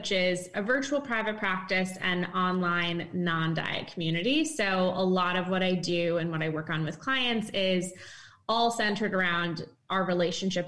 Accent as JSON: {"language": "English", "region": "East Coast", "country": "United States", "moved": "as an adult", "lives_now": "San Francisco, United States", "said": "I'm from the East Coast, but then moved recently"}